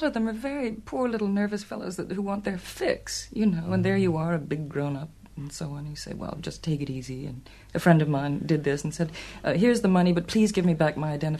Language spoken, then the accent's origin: English; Utah, United States; now in New York, United States; It took me a long time to admit it because I'm a Westerner from Utah, but I've lived there most of my life, when I'm not here, that is.